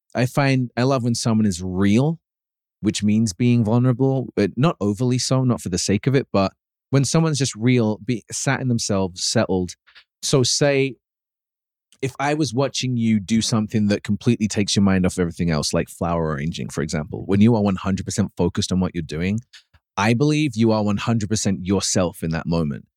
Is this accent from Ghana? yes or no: no; United Kingdom; moved away; growing up in the U K